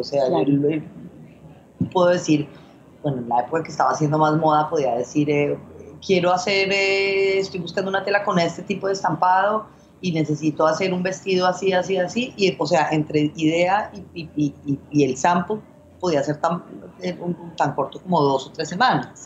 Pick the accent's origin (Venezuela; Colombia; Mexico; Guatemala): Colombia; moved away as an adult; also born or lived in Spain; now in Hong Kong; yo crecí en Colombia, pero luego viví en España, luego he vivido aquí